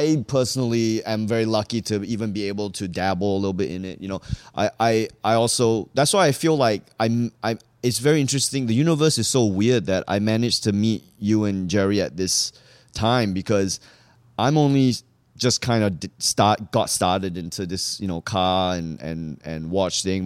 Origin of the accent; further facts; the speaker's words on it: Singapore; moved away as an adult; also born or lived in Malaysia / New Hampshire, United States; now in New York, United States; I grew up in Singapore